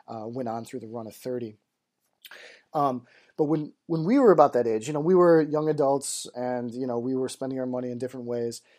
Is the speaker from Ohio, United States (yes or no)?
no; Michigan, United States; I'm from Michigan